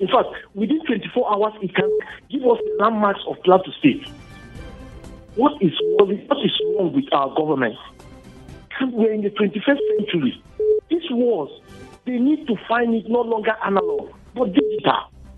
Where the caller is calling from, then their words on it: Bukuru, Plateau, Nigeria; I'm calling from Bukuru.